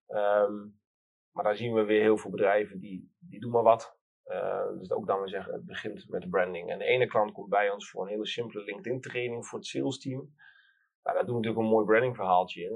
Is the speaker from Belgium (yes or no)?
no; Twente, Overijssel, Netherlands; ik kom uit Twente